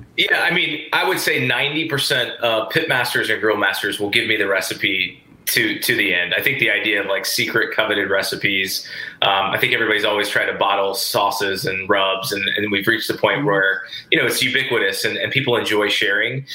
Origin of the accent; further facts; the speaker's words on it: the South, United States; I'm from the South